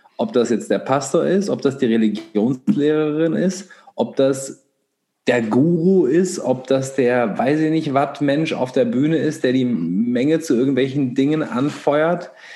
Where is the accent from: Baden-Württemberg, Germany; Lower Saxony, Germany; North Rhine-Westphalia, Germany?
Lower Saxony, Germany; Göttingen; in der Stadt, wo wir alle aufgewachsen sind, in Göttingen